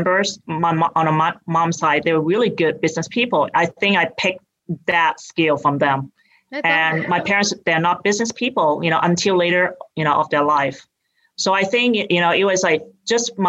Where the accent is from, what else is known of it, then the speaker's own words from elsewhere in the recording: Hong Kong; accent: British; moved away as an adult; now in United States; I grew up in Hong Kong and I came here when I went to college